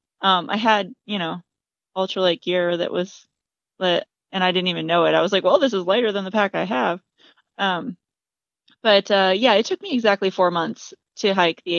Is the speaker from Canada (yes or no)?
no; Michigan, United States; moved away; also born or lived in Indiana; My parents and I grew up in Michigan.